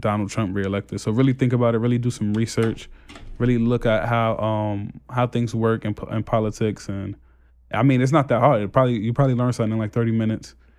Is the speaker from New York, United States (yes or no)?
yes; New York City, New York, United States; moved away as an adult; also born or lived in Canarsie, Brooklyn; I just moved from Brownsville to Canarsie, and I see the difference in how people react when I tell them where I live as a, like, when I said, "Oh, yeah, I'm from Brownsville